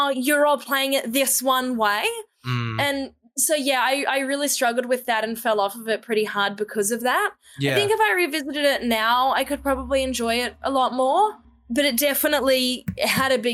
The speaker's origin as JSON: {"language": "English", "country": "Australia", "moved": "yes", "lives_now": "New Zealand", "said": "So I'm an Australian"}